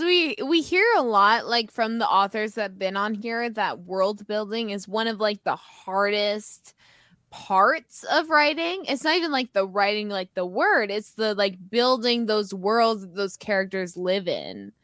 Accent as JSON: {"language": "English", "country": "Canada", "said": "We're Canadian"}